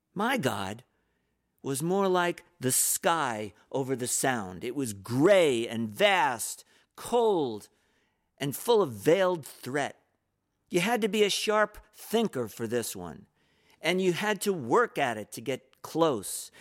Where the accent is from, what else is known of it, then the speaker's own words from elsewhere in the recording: New York, United States; my little apartment when I was growing up in New York